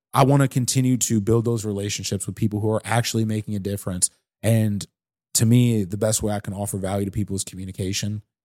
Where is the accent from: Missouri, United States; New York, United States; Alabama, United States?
Missouri, United States; St. Louis; I'm from the South Side.